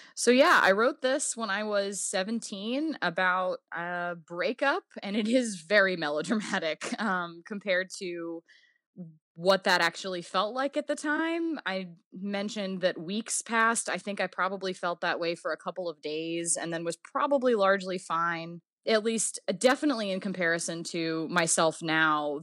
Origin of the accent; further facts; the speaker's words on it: New Orleans, Louisiana, United States; moved away; also born or lived in Virginia; I grew up in the Deep South. New Orleans is very different than most of the rest of the Deep South